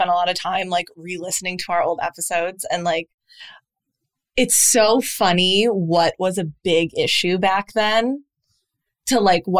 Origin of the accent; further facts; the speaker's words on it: Midwest, United States; we're both from the Midwest